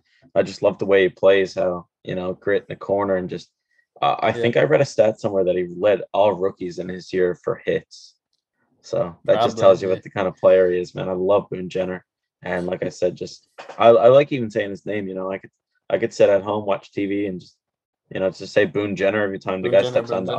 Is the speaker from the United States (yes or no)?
no; Oshawa, Ontario, Canada; Played for my hometown team Oshawa Generals.